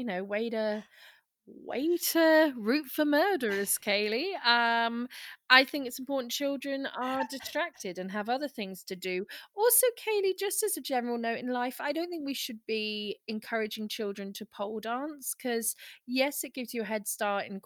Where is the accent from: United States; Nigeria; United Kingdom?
United Kingdom; we're British